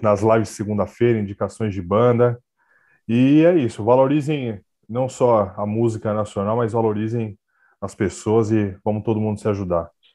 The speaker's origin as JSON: {"language": "Portuguese", "country": "Brazil", "said": "a gente é brasileiro"}